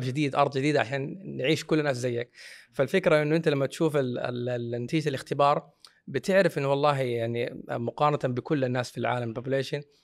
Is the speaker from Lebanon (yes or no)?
no; Saudi Arabia; عندنا في السعوديه